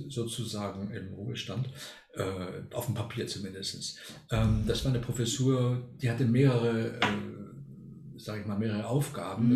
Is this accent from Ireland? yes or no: no; Argentina; moved away as an adult; now in Germany; ich bin gar nicht in Deutschland geboren oder aufgewachsen, sondern in Argentinien. Mhm. Da war ich bis 19 Jahre